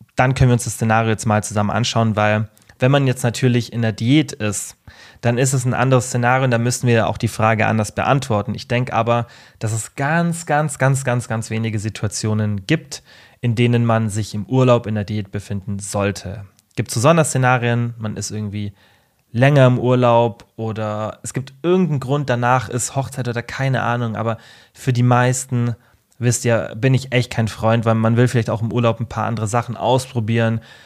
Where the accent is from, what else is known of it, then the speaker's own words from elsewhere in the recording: Germany; bei uns in Deutschland